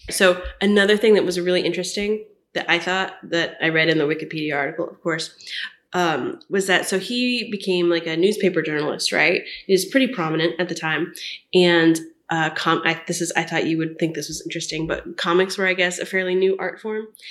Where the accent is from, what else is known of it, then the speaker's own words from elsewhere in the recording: Orlando, Florida, United States; moved away; I'm from Orlando